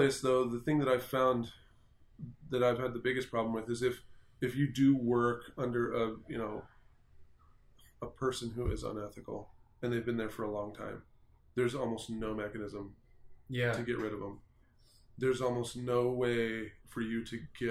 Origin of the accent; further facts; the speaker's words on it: Idaho, United States; I'm from Idaho